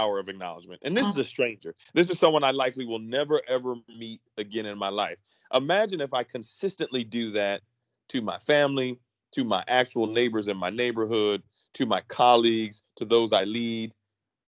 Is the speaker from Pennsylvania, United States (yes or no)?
yes; Philadelphia, Pennsylvania, United States; moved away as an adult; born and raised in Philadelphia